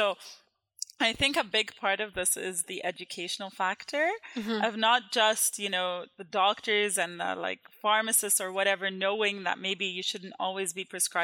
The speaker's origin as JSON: {"language": "English", "country": "Jordan", "tie": "born or raised there", "moved": "yes", "said": "I grew up in Jordan"}